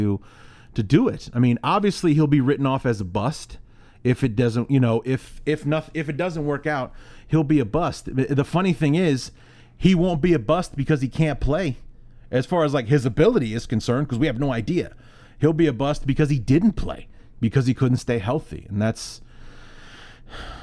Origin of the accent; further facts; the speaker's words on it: Chicago, Illinois, United States; moved away as an adult; now in Iowa, United States; I am from Chicago